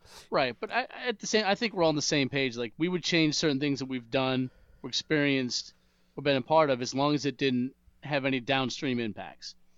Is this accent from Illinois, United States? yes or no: no; Massachusetts, United States; moved away as an adult; also born or lived in South Carolina; I was from Massachusetts